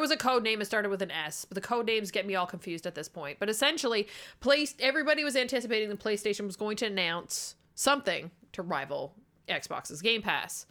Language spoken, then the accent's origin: English; Canada; we're Canadian